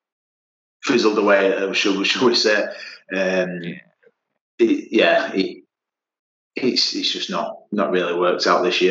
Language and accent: English; Yorkshire and the Humber, United Kingdom; I'm from Yorkshire